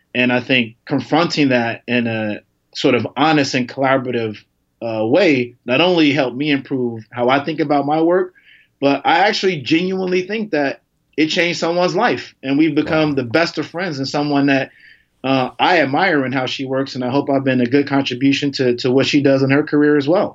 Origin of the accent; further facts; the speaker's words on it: Chicago, Illinois, United States; accent: a little bit of a twang; I'm from Chicago